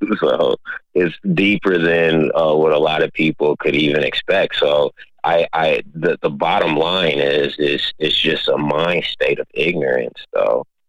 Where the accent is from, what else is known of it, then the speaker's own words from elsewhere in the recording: Minneapolis, Minnesota, United States; growing up in South Minneapolis